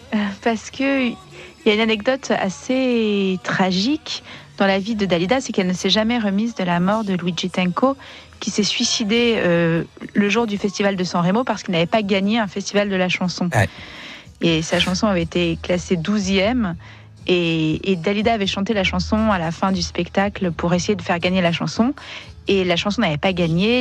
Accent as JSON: {"language": "French", "town": "Marseille", "region": "Provence-Alpes-Côte d'Azur", "country": "France", "said": "je suis marseillaise"}